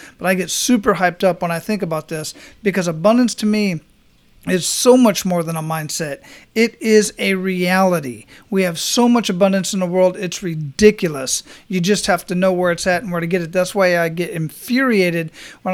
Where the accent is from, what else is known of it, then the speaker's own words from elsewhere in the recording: Phoenix, Arizona, United States; moved away as an adult; now in Florida, United States; I grew up in Phoenix, Arizona